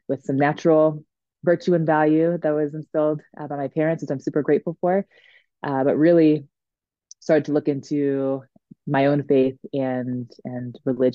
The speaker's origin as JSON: {"language": "English", "region": "Maryland", "country": "United States", "tie": "born or raised there", "also_born_or_lived": "New England / Washington, District of Columbia, United States", "moved": "as an adult", "lives_now": "Denver, United States", "said": "I was born and raised in Maryland"}